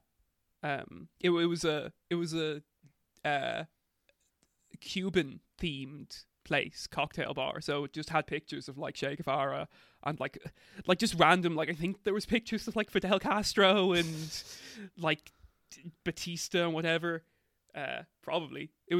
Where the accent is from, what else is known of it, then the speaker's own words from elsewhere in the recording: Ireland; And we're like, oh, we're from Ireland.